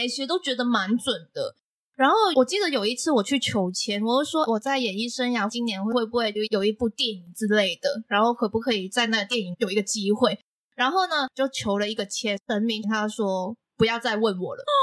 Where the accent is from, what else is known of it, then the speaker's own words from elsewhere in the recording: Macau; now in Taiwan; 我是来自澳门的